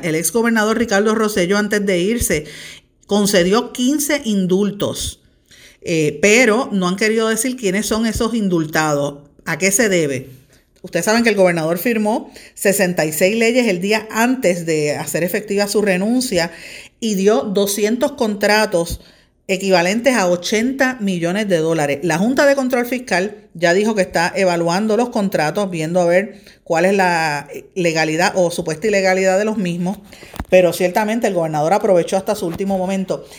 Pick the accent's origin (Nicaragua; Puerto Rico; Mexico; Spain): Puerto Rico; lo que somos las mujeres puertorriqueñas